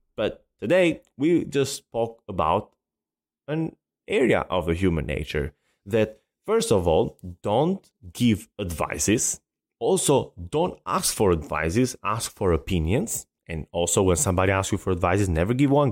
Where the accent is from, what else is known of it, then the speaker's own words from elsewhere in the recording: Albania; now in United States; I love my country, and I'm very, very proud to be Albanian